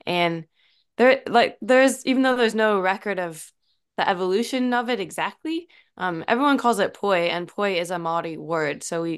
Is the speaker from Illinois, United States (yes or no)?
yes; Normal, Illinois, United States; now in Auckland, New Zealand; I'm from a small town called Normal, Illinois.